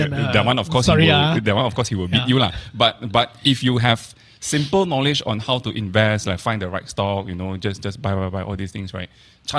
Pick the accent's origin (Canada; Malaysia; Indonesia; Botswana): Malaysia; we are Malaysian. We know Malaysia.